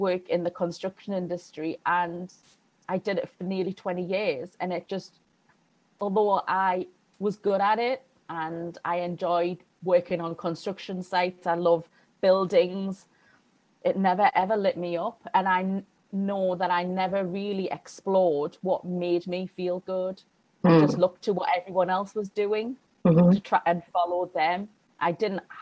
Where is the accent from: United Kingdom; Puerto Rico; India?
United Kingdom; the north of England; in my childhood in Northern England in the 80s